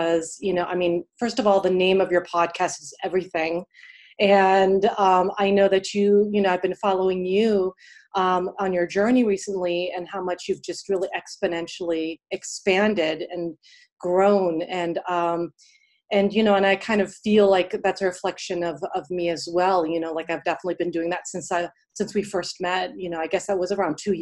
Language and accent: English; Pittsburgh, Pennsylvania, United States; moved away as an adult; now in New York City, United States; I grew up in Pittsburgh, PA. And then I came here to New York City for undergrad, and then I stayed here ever since.